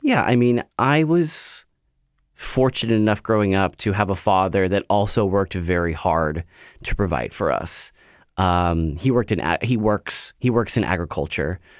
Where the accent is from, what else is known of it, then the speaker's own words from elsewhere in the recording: Central Valley of California, United States; moved away as an adult; now in Portland, United States; I grew up in the Central Valley of California, and it's a, I guess it's a smaller, kinda like, cow town, agricultural town.